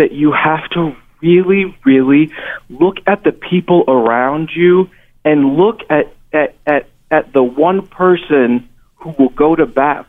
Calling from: Missouri, United States; calling from Missouri.

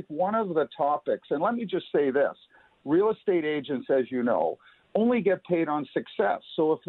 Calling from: Toronto, Ontario, Canada; I'm calling in from Toronto. It's a beautiful sunny day.

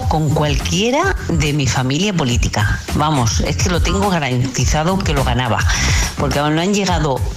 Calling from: Madrid, Community of Madrid, Spain; de Madrid.

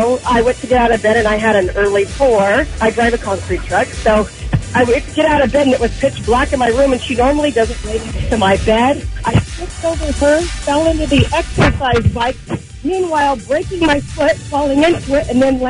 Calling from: Menifee, California, United States; Hi, good morning. … from Menifee.

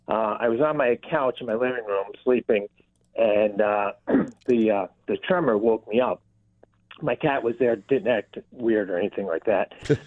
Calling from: Clarence Center, New York, United States; I'm calling from Clarence Center.

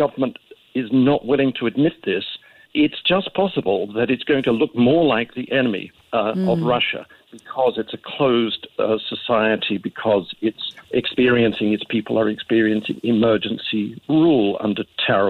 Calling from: Sydney, New South Wales, Australia; I'm calling you from Sydney.

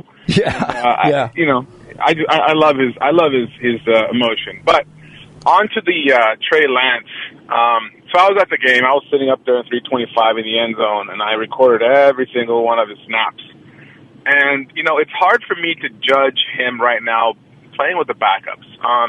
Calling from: Oakland, California, United States; from Oakland.

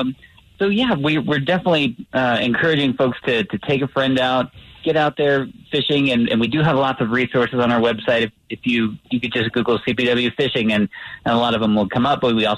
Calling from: Colorado Springs, Colorado, United States; I'm calling from Colorado Springs, and it's looking very nice today so far.

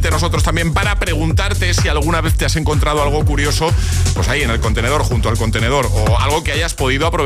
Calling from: Valencia, Valencian Community, Spain; de Valencia.

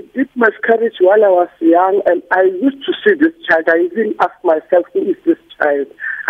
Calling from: Soshanguve, Gauteng, South Africa; I'm calling from Soshanguve

